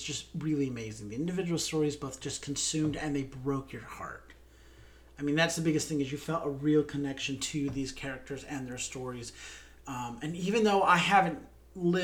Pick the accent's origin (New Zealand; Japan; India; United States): United States; we're American